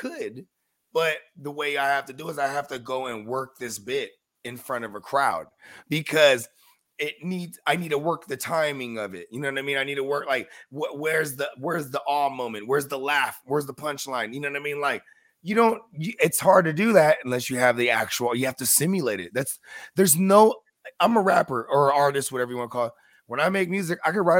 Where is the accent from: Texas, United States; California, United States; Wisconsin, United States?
California, United States; San Francisco Bay Area; I'm from the Bay Area.